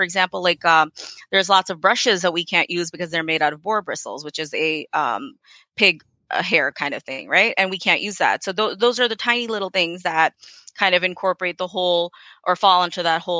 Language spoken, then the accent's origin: English; Pakistan; born there; And as a person of South Asian descent, I'm Pakistani by birth. I've kind of seen all of this stuff, you know, being used in my home, and I know that it works.